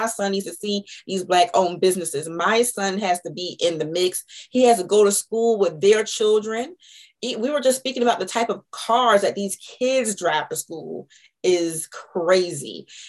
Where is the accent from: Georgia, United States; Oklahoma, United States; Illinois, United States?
Georgia, United States; Savannah; also born or lived in Mableton, Georgia; now in Atlanta, United States; I'm originally from Savannah, Georgia.